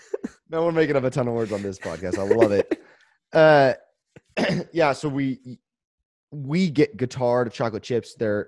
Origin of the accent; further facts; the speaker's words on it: Central Valley, California, United States; I'm from the Central Valley